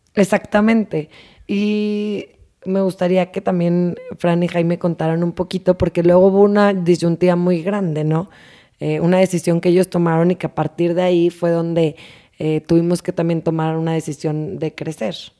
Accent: Torreón, Coahuila, Mexico; moved away; also born or lived in Monterrey / Tulum; soy de Torreón.

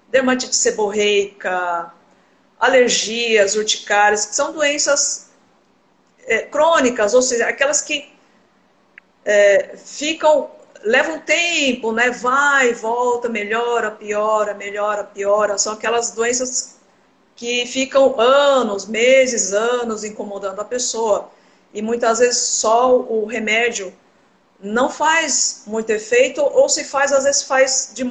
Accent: São Paulo, Brazil; moved away as an adult; now in Cuiabá, Brazil; Eu atuo aqui em Cuiabá, Mato Grosso. Eu sou de São Paulo, na verdade, né? Eu me formei na Universidade de São Paulo.

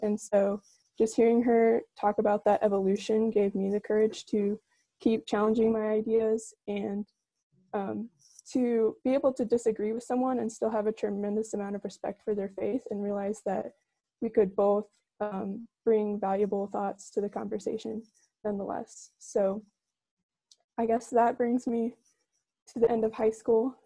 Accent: Newburgh, Indiana, United States; I'm from Newburgh, Indiana

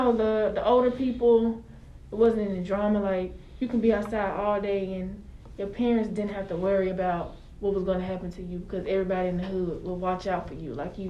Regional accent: Brownsville, Tennessee, United States; I'm from Brownsville, Tennessee.

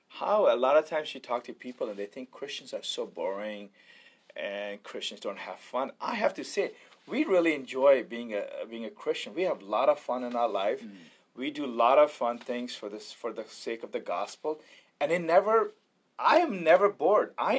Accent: India; I'm Indian. We didn't have shoes.

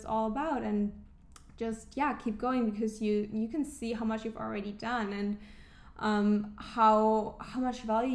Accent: Germany; moved away; I'm originally from Germany

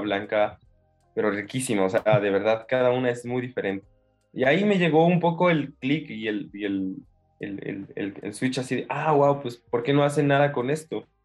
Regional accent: Mexico City, Mexico; vengo de la Ciudad de México. Ahí, nací, crecí en esta gran en Gran Monstruo

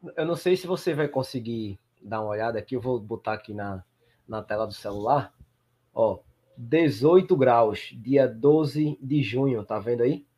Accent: Northeast Region, Brazil; eu sou do Nordeste

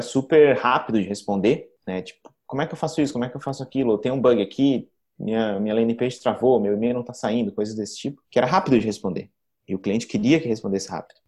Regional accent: Florianópolis, Santa Catarina, Brazil; Sou manezinho da ilha, nasci em nascido e criado em Florianópolis.

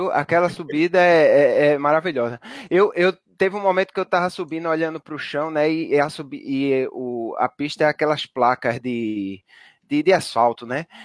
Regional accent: Northeast Region, Brazil; pelo menos para mim que sou do Nordeste, é ruim de logística

